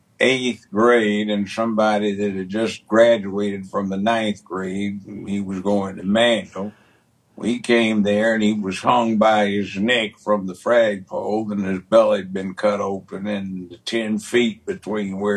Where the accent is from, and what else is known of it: Los Angeles, California, United States; born or raised there; moved away as an adult; also born or lived in Washington, D.C.; now in Memphis, United States